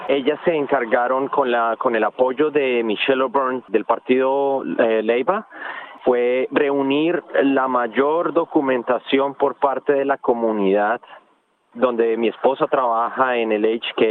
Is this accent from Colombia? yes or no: yes; Colombia; es un, un nuevo capítulo para nosotros y como colombianos ahí vamos a estar trabajando y luchando.